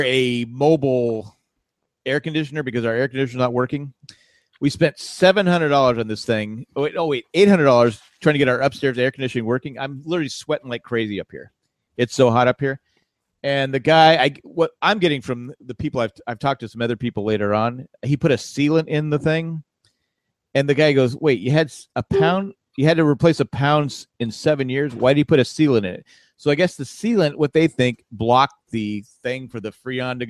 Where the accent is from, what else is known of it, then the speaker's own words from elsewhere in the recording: San Diego, California, United States; moved away; I'm from San Diego